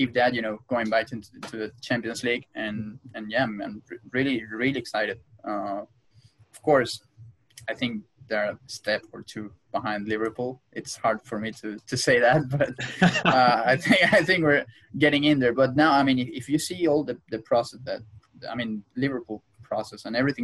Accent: Venezuela; moved away; I was born in Venezuela.

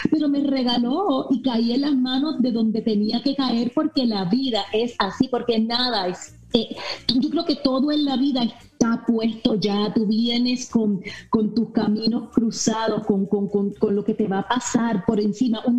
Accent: Miami, Florida, United States; mira, crecí con dos maravillosos seres humanos cubanos que me dieron todo lo que soy hoy día. Eh, yo nací aquí en Miami, mucha gente piensa que yo nací en Puerto Rico, yo nací en Miami.

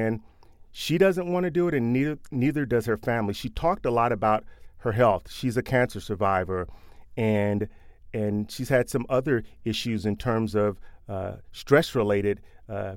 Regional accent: Louisville, Kentucky, United States; We're both from Louisville

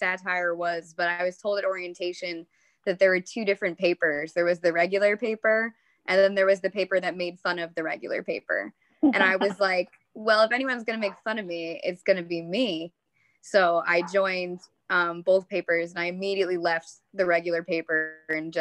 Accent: Long Island, New York, United States; I grew up on Long Island

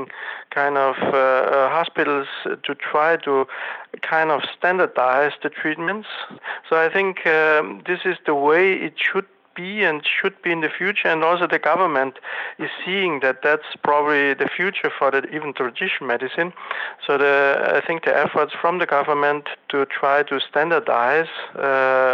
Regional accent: Austria; moved away as an adult; also born or lived in Korea; now in South Korea; I'm originally from Austria. I'm here in Korea now for about 27 years

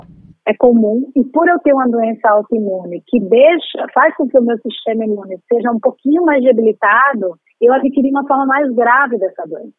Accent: Maceió, Alagoas, Brazil; moved away as an adult; now in Rio de Janeiro, Brazil; Então, eu sou alagoana, nasci em Maceió, capital, vim para o Rio em 2004

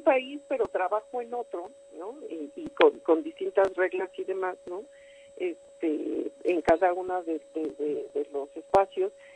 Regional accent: Mexico; como mexicanos

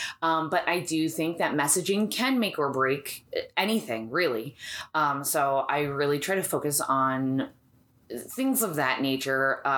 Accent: New York, United States; moved away as an adult; also born or lived in Florida; now in Arizona, United States; I am actually originally from New York.

